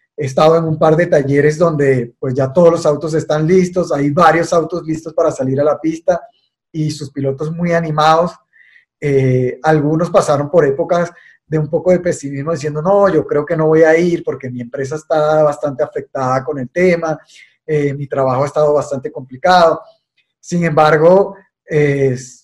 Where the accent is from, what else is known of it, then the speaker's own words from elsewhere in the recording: Venezuela; moved away as an adult; now in Colombia; yo soy venezolano y y me formé en el automovilismo venezolano